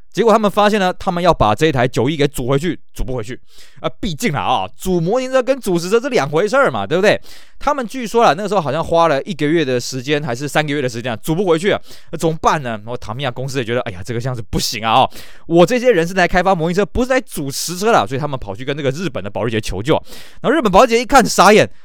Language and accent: Chinese; Taiwan; 因为我们台湾人在日本人眼中算是外国人嘛